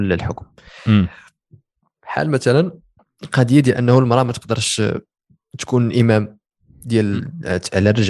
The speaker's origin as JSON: {"language": "Arabic", "country": "Morocco", "said": "كاين كاين وزيرات دابا حنا عندنا في المغرب اللي ناضيين"}